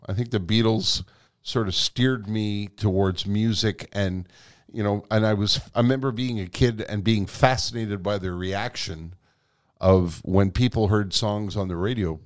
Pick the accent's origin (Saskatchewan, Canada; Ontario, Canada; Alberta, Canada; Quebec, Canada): Quebec, Canada; first language English; I was born here. I was educated in English here.